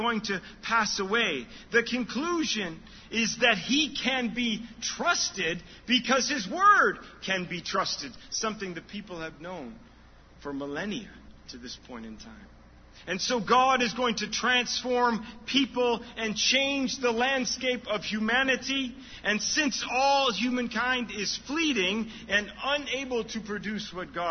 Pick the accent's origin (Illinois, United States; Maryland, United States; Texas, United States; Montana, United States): Illinois, United States; Chicago; I'm from Chicago area